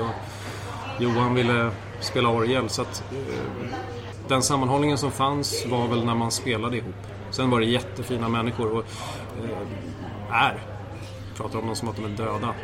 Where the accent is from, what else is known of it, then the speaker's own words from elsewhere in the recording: Morgongåva, Uppsala County, Sweden; also born or lived in Nacka / Tyresö / Vittinge / Sala; Så vi flyttade till, eh, till Morgongåva, först till Vittinge och sen till Morgongåva en halv mil därifrån och eh, där gick jag i skola, där eh, växte jag upp